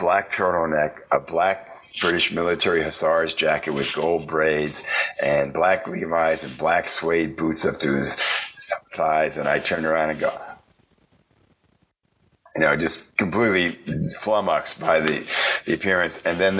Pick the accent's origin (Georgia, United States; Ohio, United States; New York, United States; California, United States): New York, United States; New York City; also born or lived in Boston / Champaign, Illinois; now in Chicago, United States; I grew up in New York City